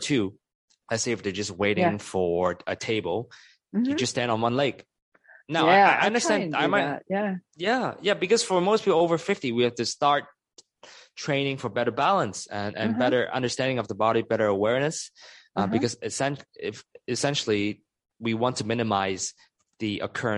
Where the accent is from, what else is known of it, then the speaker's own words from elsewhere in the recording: Hong Kong; moved away; also born or lived in United States; I used to spend 10 years in the United States, but I'm originally from Hong Kong, from Chinese culture